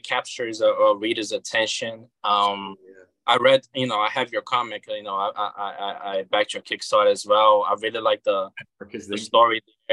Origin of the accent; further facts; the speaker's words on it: Rio de Janeiro, Brazil; now in United States; Originally I'm from Rio de Janeiro, which is in the southeast